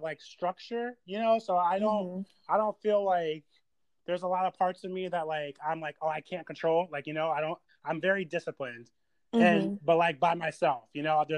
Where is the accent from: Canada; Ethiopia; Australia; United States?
United States; Delaware; I was born in Delaware, actually.